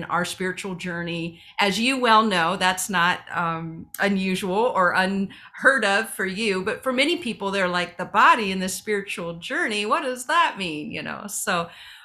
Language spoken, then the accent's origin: English; Ohio, United States; I'm from Ohio